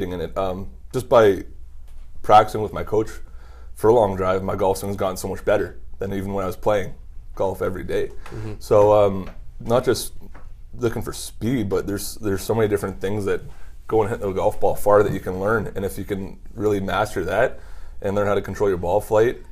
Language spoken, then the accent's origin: English; Canada; also born or lived in Ottawa, Ontario; as a Canadian